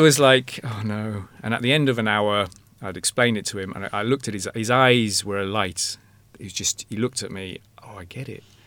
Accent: England, United Kingdom; now in Ireland; I'm English

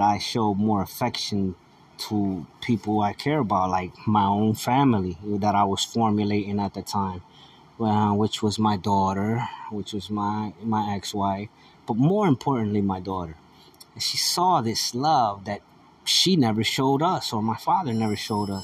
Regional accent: United States; I'm an American

